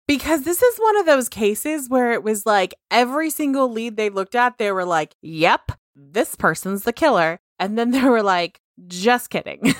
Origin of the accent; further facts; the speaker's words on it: Pleasanton, California, United States; moved away; I'm from Pleasanton